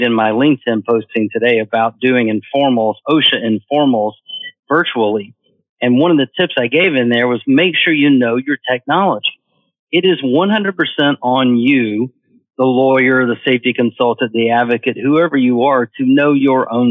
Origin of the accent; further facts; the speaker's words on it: Atlanta, Georgia, United States; moved away as an adult; now in Florida, United States; growing up in Atlanta